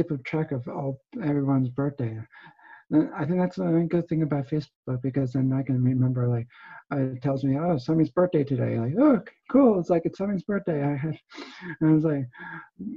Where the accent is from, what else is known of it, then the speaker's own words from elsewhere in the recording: New Jersey, United States; now in Pennsylvania, United States; I was originally from New Jersey, and now I'm in Pennsylvania